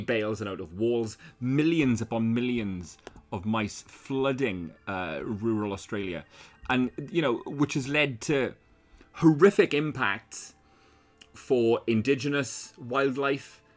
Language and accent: English; Wales, United Kingdom; I'm from fucking Wales